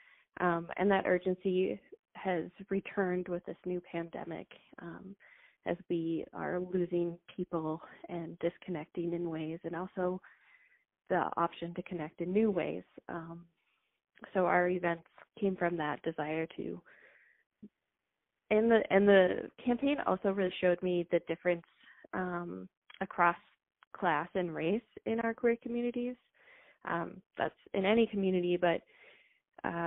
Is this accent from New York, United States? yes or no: no; Minneapolis, Minnesota, United States; I grew up in Northeast Minneapolis